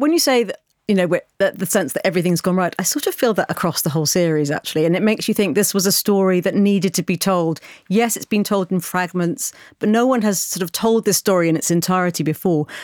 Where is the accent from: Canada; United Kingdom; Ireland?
United Kingdom; as a British person